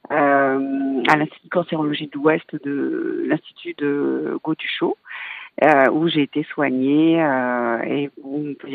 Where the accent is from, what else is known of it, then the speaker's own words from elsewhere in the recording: Martinique; J'ai eu un cancer du sein et euh, je suis originaire de la Martinique.